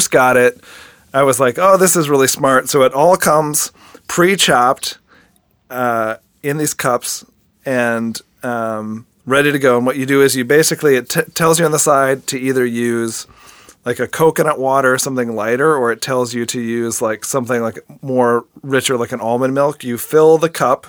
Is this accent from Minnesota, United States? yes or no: no; DeForest, Wisconsin, United States; DeForest, Wisconsin, which is the small town that I grew up